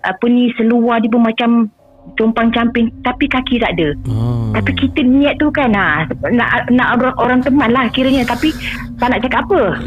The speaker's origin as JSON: {"language": "Malay", "region": "Pahang", "country": "Malaysia", "moved": "yes", "lives_now": "Kuala Lumpur, Malaysia", "said": "Saya asal dari dari Pahang"}